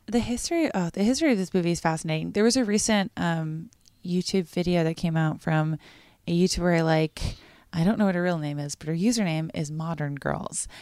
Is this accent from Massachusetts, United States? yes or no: yes; Massachusetts, United States; I grew up in Massachusetts